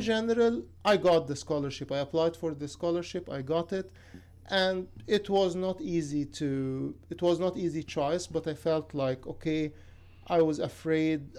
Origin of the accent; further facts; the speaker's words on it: Cairo, Cairo Governorate, Egypt; moved away as an adult; now in Athens, United States; I'm from Cairo, Egypt.